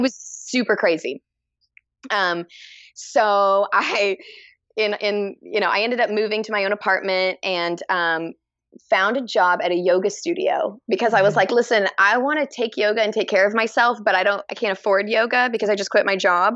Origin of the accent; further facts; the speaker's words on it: Texas, United States; also born or lived in Dallas; I'm from Texas. I was born and raised in Texas, and I'm and currently in Texas